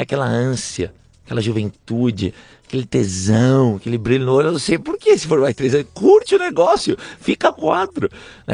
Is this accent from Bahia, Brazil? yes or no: no; São Paulo, Brazil; moved away as an adult; also born or lived in Italy / France; now in San Francisco, United States; Eu nasci em São Paulo, capital, na Zona Norte